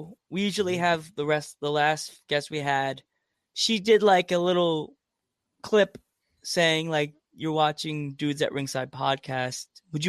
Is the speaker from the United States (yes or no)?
yes; Central Islip, New York, United States; I grew up in Central Islip of Long Island.